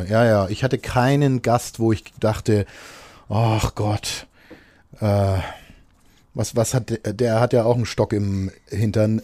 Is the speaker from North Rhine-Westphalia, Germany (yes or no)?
no; Nuremberg, Bavaria, Germany